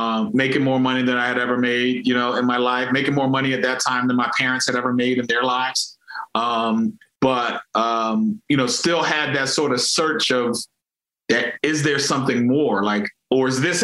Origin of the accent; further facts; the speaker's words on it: Philadelphia, Pennsylvania, United States; I'm from Philadelphia, born and raised in Philly